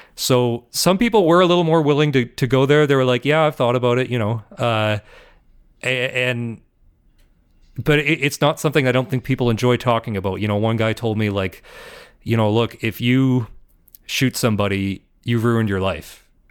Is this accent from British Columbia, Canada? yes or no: no; Ontario, Canada; moved away; I'm from Ontario